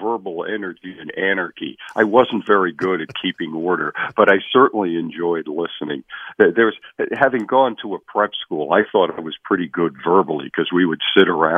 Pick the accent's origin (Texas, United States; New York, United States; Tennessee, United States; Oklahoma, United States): New York, United States; Long Island; I grew up on Long Island as a Red Sox fan